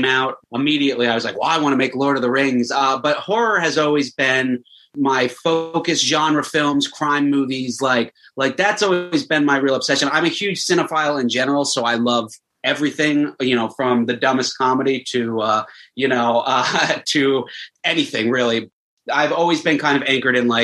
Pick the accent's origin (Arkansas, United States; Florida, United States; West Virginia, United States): Florida, United States; I grew up in Florida